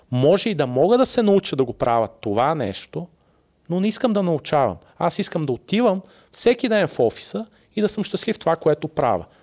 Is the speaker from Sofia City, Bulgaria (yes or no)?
yes; Sofia, Sofia City, Bulgaria; И ти си казваш, не, бе, аз съм от София, ама съм голямото село, нали?